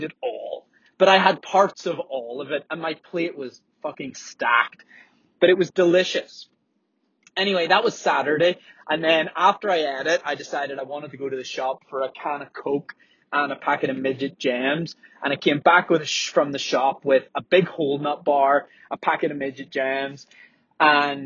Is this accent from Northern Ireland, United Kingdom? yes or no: yes; Belfast, Northern Ireland, United Kingdom; I'm from Belfast